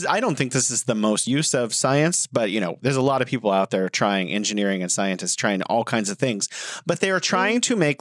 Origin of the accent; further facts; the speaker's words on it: United States; I'm from the United States of America